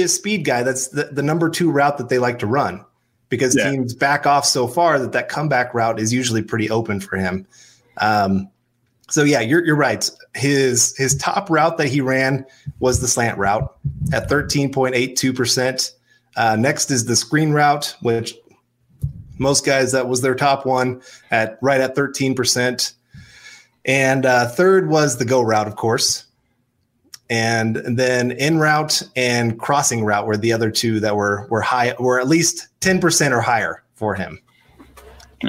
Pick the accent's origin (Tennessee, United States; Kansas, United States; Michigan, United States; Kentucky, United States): Kansas, United States; I'm from Kansas